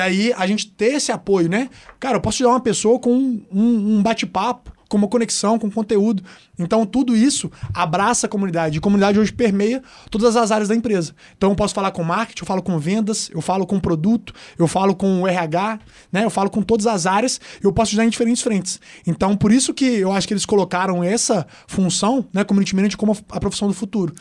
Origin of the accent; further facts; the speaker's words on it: Belo Horizonte, Minas Gerais, Brazil; accent: mineiro; Eu amo falar o jeito que eu falo, as pessoas também gostam de ouvir, pô, o sotaque mineiro é gostoso de ouvir